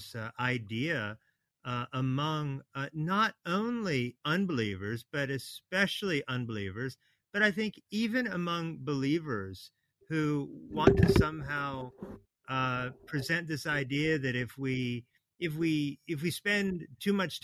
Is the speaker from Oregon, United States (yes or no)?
yes; Oregon, United States; moved away as an adult; also born or lived in Hawaii / Washington, D.C. / Kentucky; now in Atlanta, United States; I was born in Hawaii, so aloha. And I grew up in Oregon, where it rains a lot.